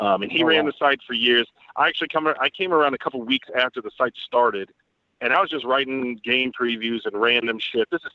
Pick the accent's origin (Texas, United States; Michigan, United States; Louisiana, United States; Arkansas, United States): Texas, United States; Dallas; also born or lived in Van Nuys, Los Angeles, California; so I grew up in Dallas